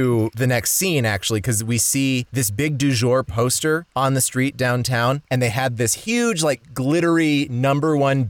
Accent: New Mexico, United States; I'm from New Mexico.

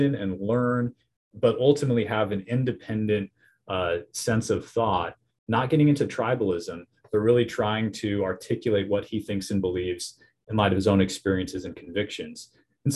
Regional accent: Nebraska, United States; Growing up in Nebraska, volleyball is huge there

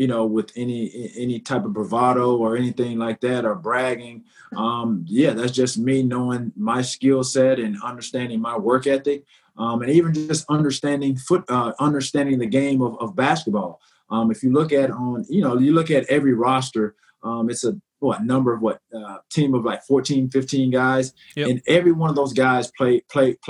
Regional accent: the South, United States; growing up in the South, with my grandmother, by my grandmother

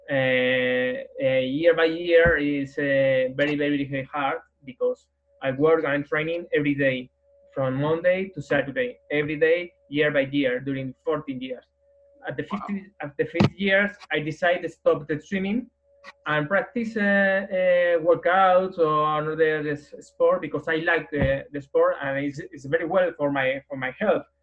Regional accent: Madrid, Community of Madrid, Spain; English is a second language; I'm from Madrid, Spain. I, I am uh, 45 years old nowadays.

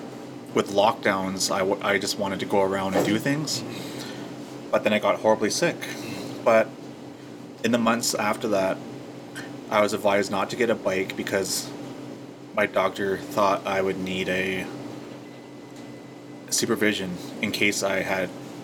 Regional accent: Saddle Lake, Alberta, Canada; Okay, I've never grew up in Saddle Lake. {S2} Oh, sorry. {S1} But I am from Saddle Lake.

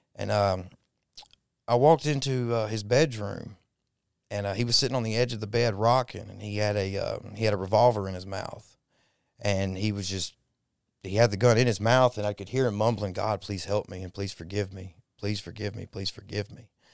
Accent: Dallas, Texas, United States; now in Mississippi, United States; I was born in Dallas

